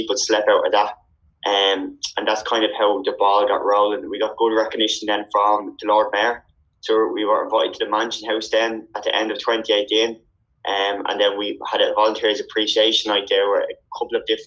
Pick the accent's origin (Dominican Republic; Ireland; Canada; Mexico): Ireland; Dublin, Leinster; I'm from Donegal in North Dublin.